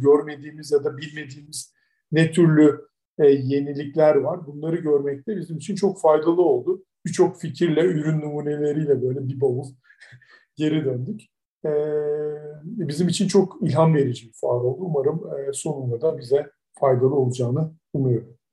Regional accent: Turkey; biz de Türkler olarak

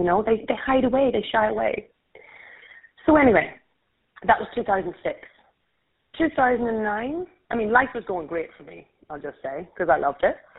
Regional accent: Ireland; accent: Irish; I'm Irish, and I'm going to try and remember to slow down my accent so everyone understands

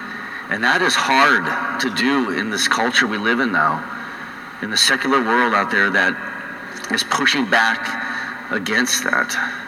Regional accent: North Dakota, United States; accent: North Dakota; now in Colorado, United States; For 22 years I've been losing my North Dakota accent out in Colorado, but it's going to come back in full force, I know.

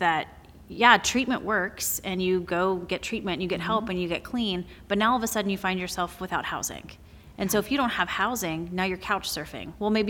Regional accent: South Carolina, United States; moved away as an adult; now in Medford, United States; I grew up in South Carolina

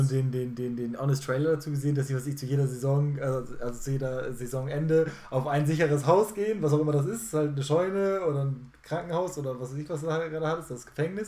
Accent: Germany; als Deutscher

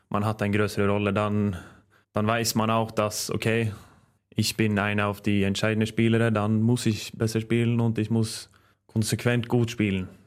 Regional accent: Norway; German is a second language; now in Germany; weil das war die erste Club, wo ich habe gewechselt, weg von meiner Heimat. Äh, also ich habe vorher in Kolstad gespielt und Trondheim.

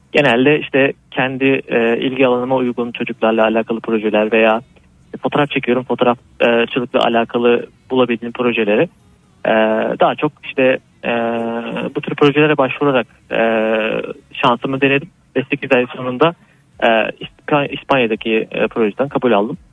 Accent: Aydın, Turkey; Sonuçta ben Aydınlıyım.

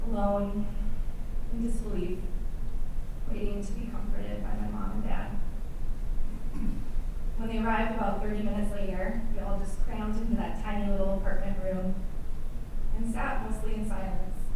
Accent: Madison, Wisconsin, United States; Madison, which also happens to be my hometown. It was a typical Wisconsin winter evening

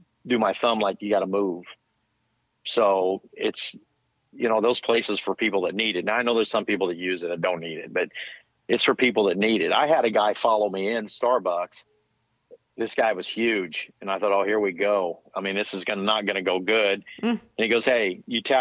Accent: Missouri, United States; I'm from Missouri

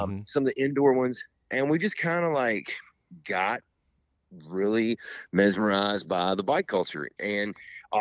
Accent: Edmonton, Kentucky, United States; everybody from Chris and my hometown, Edmonton, can come over

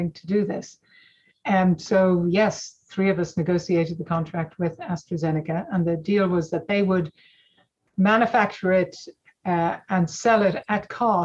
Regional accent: Ireland; moved away as an adult; also born or lived in California, United States; now in Oxford, United Kingdom; growing up in Ireland

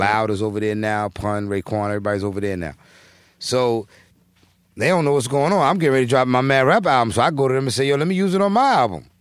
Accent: New York City, New York, United States; moved away as an adult; also born or lived in Philadelphia; growing up in Brooklyn, I'm from Brooklyn, I'm from Christ, Brooklyn. I was born and raised here.

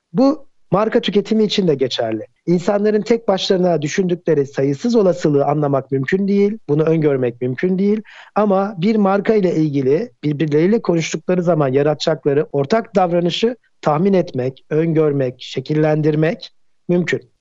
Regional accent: Ankara, Turkey; moved away as an adult; now in Istanbul, Turkey; Ben Ankara'da doğdum.

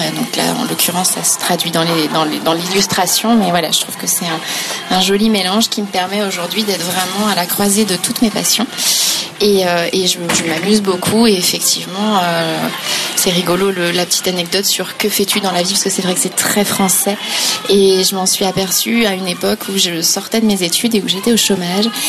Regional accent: Pays Bigouden, southern Finistère, Brittany, France; now in Nantes, France; je suis bigoudaine

